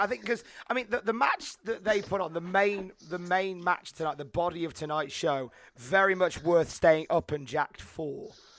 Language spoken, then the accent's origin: English; United Kingdom; Well, being British